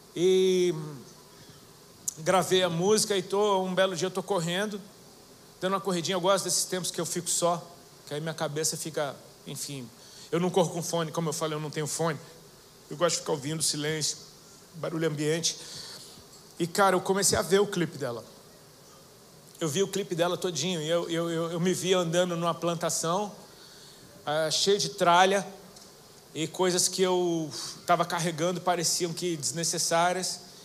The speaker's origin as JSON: {"language": "Portuguese", "town": "Brasília", "region": "Federal District", "country": "Brazil", "tie": "born or raised there", "also_born_or_lived": "Hawaii", "moved": "yes", "lives_now": "Itajaí, Brazil", "said": "eu sou natural de Brasília"}